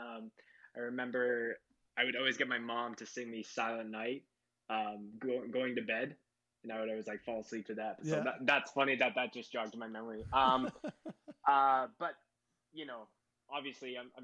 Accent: Winnipeg, Manitoba, Canada; moved away as an adult; now in Calgary, Canada; born and raised in Winnipeg. I lived there my whole life.

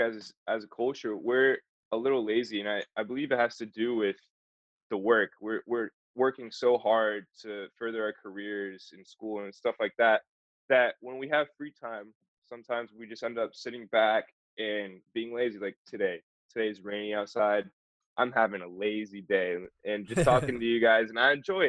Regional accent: Florida, United States; we're both from Florida

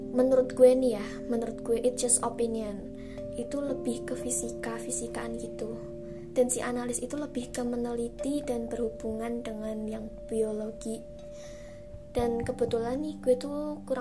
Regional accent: Surakarta, Central Java, Indonesia; dan tuh juga di Solo karena gue ini orang Solo coy

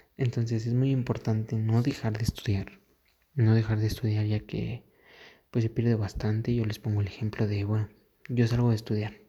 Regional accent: Mexico; aquí en mi país

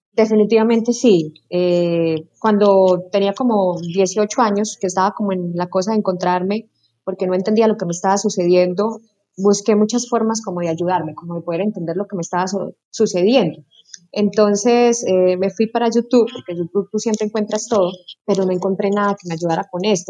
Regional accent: Casanare, Colombia; soy llanera

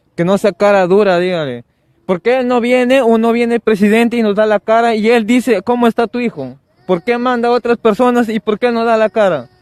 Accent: Cajamarca, Peru; also born or lived in Jaén; Yo soy de Cajamarca, mi familia es de Jaén

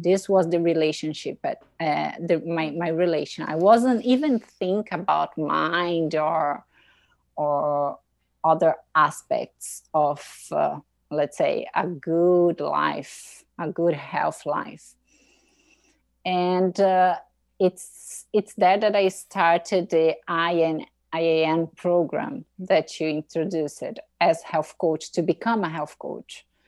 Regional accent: Brazil; English is a second language; moved away as an adult; now in Boston, United States; I'm from Brazil. I grew up in the countryside of Brazil

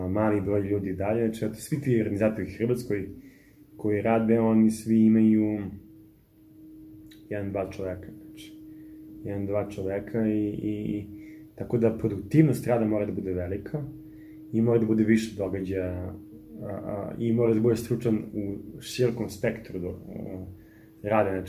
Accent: Serbia; Kod nas u Srbiji

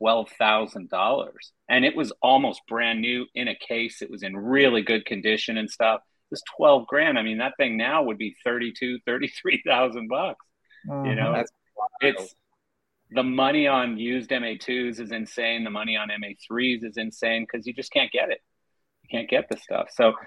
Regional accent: Canada; I'm Canadian

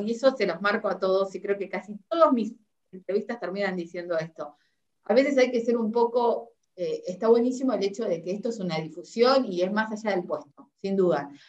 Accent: Uruguay; now in Argentina; soy uruguayo, estoy en Argentina

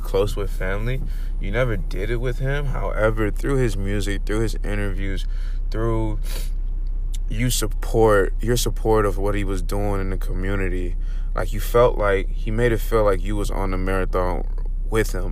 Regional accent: Los Angeles, California, United States; growing up in South Central

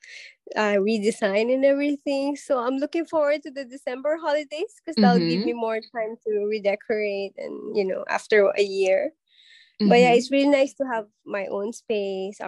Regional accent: Philippines; moved away as an adult; now in Singapore; as a Filipino.

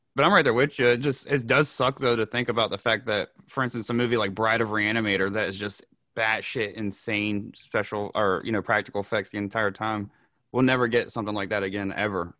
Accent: North Carolina, United States; I'm from North Carolina

